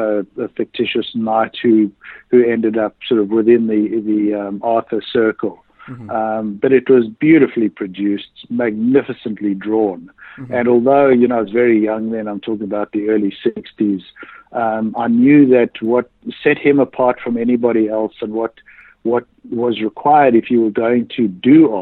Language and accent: English; South Africa; I was born in South Africa in the late 1950s